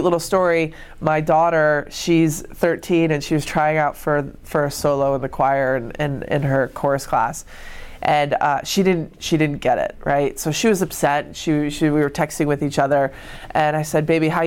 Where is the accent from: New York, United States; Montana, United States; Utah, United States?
New York, United States; Rochester; growing up in Rochester